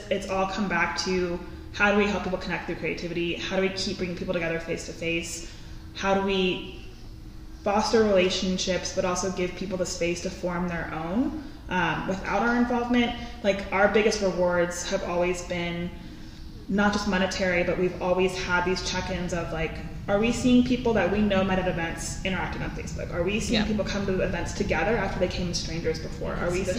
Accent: East Coast, United States; now in Tucson, United States; I'm originally from the East Coast, and I stayed in Tucson

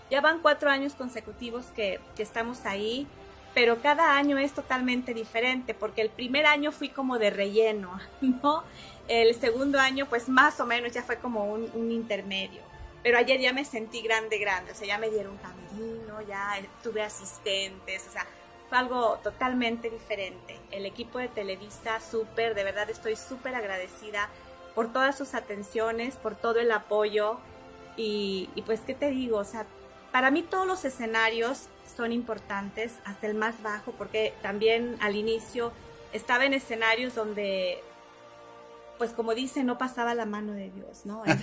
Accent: San Felipe, Guanajuato, Mexico; en mi tierra natal, en San Felipe, Guanajuato, en la feria de San Miguel Arcángel.

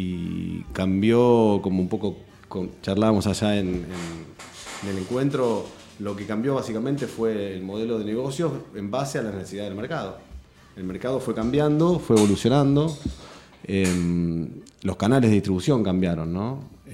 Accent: Casilda, Santa Fe, Argentina; now in Rosario, Argentina; Sí. Y ya soy más rosarino que casilense.

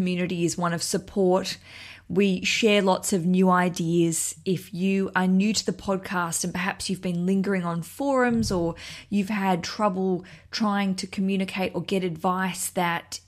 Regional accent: Australia; now in London, United Kingdom; I'm an Australian

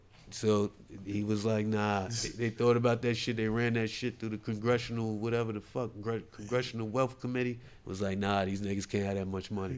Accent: New Jersey, United States; I'm from Jersey.

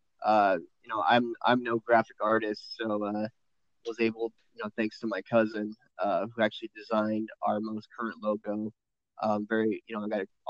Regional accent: San Diego, California, United States; moved away as an adult; now in Las Vegas, United States; I was born and raised out in San Diego pretty much my entire life, and just relocated out to Las Vegas, Nevada here at end of March.

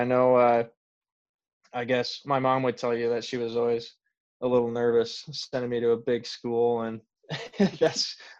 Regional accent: Northwest Iowa, United States; I grew up in Northwest Iowa, so like 2 hours north where Derek was.

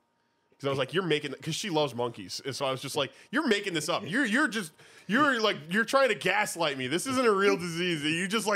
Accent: United States; we as Americans

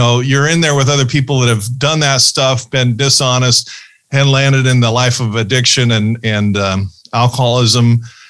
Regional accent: Ohio, United States; born there; But Anthony was born in Ohio. I was born in Ohio.

